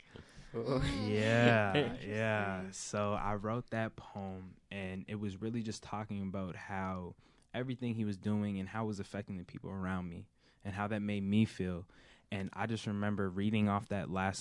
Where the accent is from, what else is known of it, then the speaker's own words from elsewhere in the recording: Somerville, Massachusetts, United States; also born or lived in Cambridge, Massachusetts; I've lived in Somerville my whole life, right by the high school